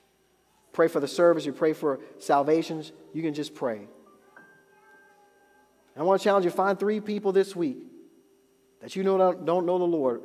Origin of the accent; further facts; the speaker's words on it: United States; I'm an American Christian